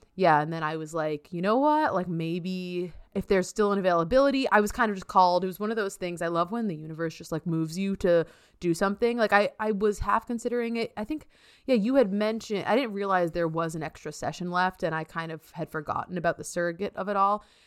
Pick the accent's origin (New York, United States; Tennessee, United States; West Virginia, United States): New York, United States; also born or lived in Massachusetts; I'm a New Yorker, New Yorker